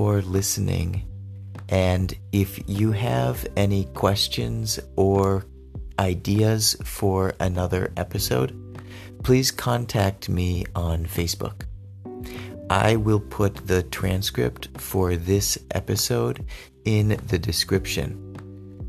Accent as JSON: {"language": "English", "region": "West Coast of the United States", "country": "United States", "also_born_or_lived": "Benin", "said": "I am from the West Coast of the United States, the Pacific Coast of the United States."}